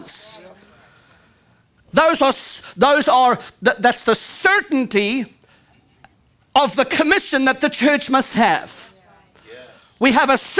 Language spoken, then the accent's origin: English; United States; I'm an American